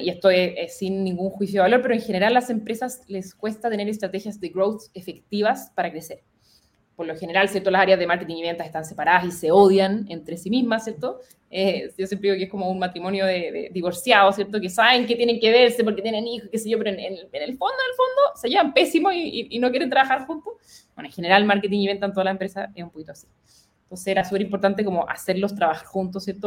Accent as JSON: {"language": "Spanish", "country": "Chile", "also_born_or_lived": "United States", "moved": "yes"}